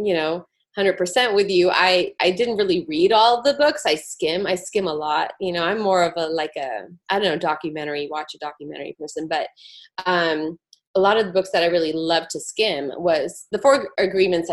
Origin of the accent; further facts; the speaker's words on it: South India, India; accent: Indian; moved away; I'm from South India. I love, I was born there.